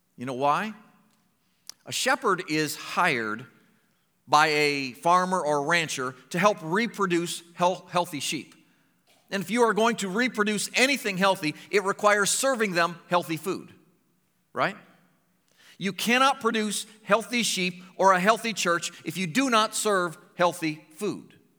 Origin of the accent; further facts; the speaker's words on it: Findlay, Ohio, United States; moved away as an adult; also born or lived in Medina, Ohio / Springfield, Missouri; I was born in Finley